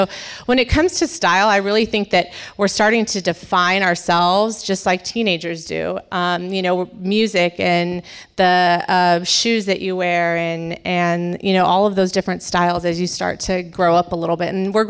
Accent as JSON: {"language": "English", "region": "California", "country": "United States", "said": "And literally, I'm from California and people say, oh my God, do you surf?"}